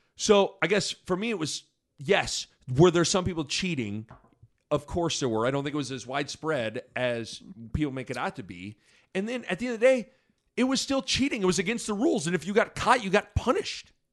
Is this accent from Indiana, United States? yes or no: no; Lincoln, Nebraska, United States; I grew up in Lincoln and I love Nebraska